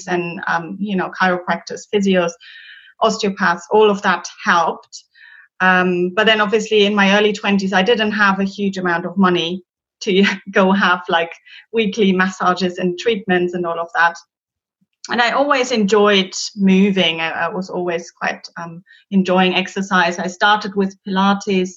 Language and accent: English; Germany; English is a second language; moved away as an adult; now in London, United Kingdom; I'm originally from Germany and I moved to London 15 years ago now